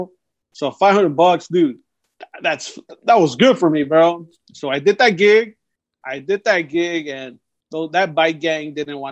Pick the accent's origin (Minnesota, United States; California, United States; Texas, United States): California, United States; Los Angeles; also born or lived in Montebello, California / Orange County, California; now in Whittier, United States; I grew up in East Lowe's. I grew up in Montebello, and I grew up in the Glassall Park. That's northeast L.A.